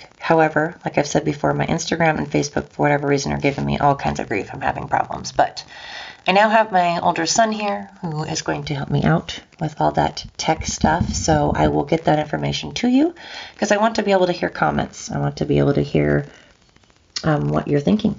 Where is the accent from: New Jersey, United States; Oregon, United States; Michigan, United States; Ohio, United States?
Oregon, United States; Oregon coast, United States; this Oregonian that's from the coast originally and now lives in the valley